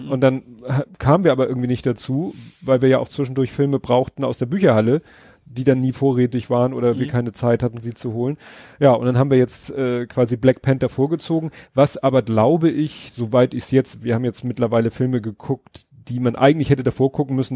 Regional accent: Hamburg, Germany; Achso, ja, als Hamburger ist man das, reagiert man da gar nicht mehr drauf.

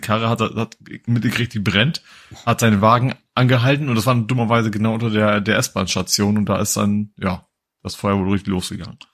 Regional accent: Hamburg, Germany; Als Hamburger

